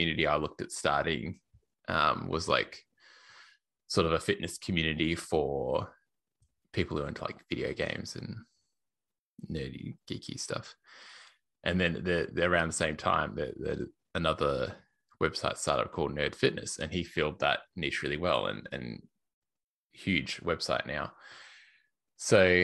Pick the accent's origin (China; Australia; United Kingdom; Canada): Australia; accent: Australian; also born or lived in Melbourne, Australia / Portland, Oregon; I used to live in Melbourne in Australia, in case you can't tell by my accent